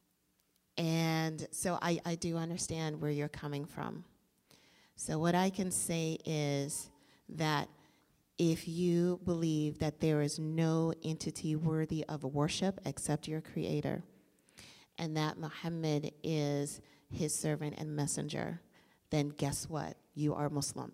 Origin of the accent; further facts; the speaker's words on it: Washington, District of Columbia, United States; I'm from D.C.